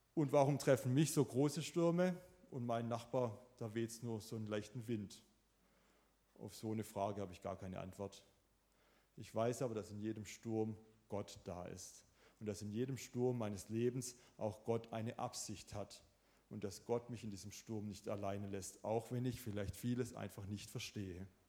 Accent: Swabia, Germany; ich bin selber auch ein Schwabe

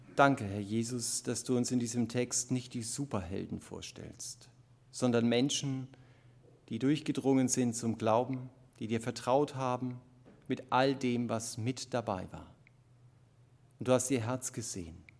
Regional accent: Germany; Gerade als Deutsche

